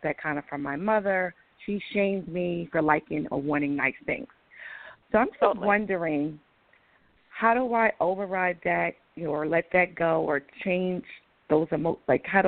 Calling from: Atlanta, Georgia, United States; in Atlanta.

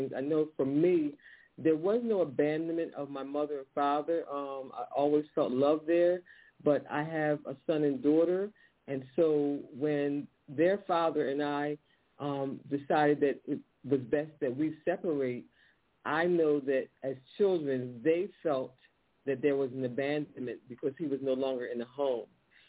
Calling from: Philadelphia, Pennsylvania, United States; I'm calling from Philadelphia.

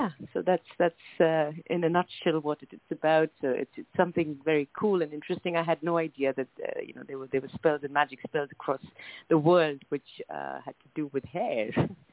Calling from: New Delhi, Delhi, India; Right now, I'm in the capital of India, which is New Delhi, India. And this is where my family house is. This is where I'm based.

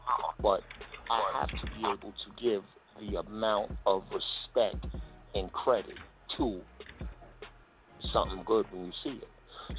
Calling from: New York, United States; I'm calling from New York.

